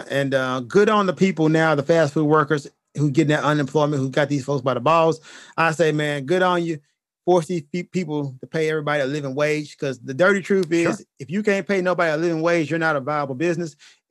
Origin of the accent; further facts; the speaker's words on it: United States; As an American?